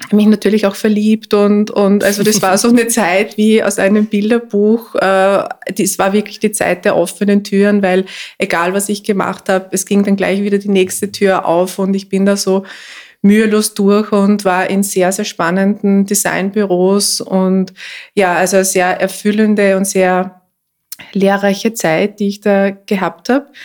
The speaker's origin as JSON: {"language": "German", "area": "Mühlviertel", "region": "Upper Austria", "country": "Austria", "tie": "born or raised there", "also_born_or_lived": "Linz / New York", "moved": "yes", "said": "ich bin ursprünglich Mühlviertlerin, also ich bin aufgewachsen im äh, Mühlviertel in einem kleinen Ort in einem Haus- und Küchengerätegeschäft, wo nebenan die Spenglerei von meinem Großvater und von meinem Vater war."}